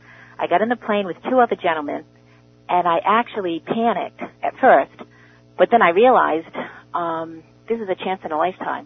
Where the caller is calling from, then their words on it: New Jersey, United States; First of all … from New Jersey, and you just totally brought me back to the past of my life.